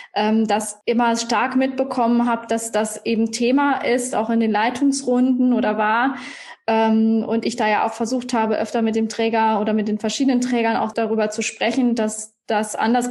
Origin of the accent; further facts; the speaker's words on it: Iserlohn, North Rhine-Westphalia, Germany; now in Munich, Germany; ich komme ursprünglich aus Iserlohn, auch äh, NRW, bei dir um die ah. Ecke